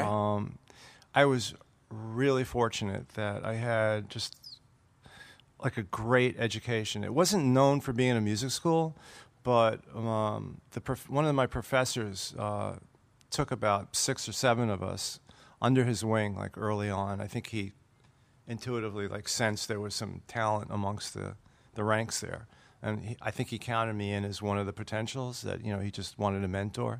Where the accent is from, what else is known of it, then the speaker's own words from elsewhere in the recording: Brooklyn, New York, United States; I'm from Brooklyn